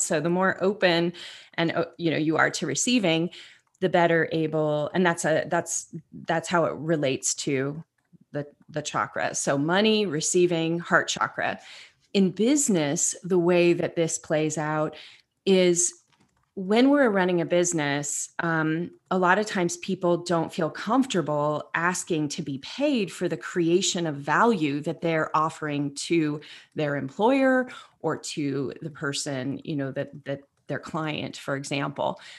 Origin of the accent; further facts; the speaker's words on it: Northern California, United States; I grew up in Northern California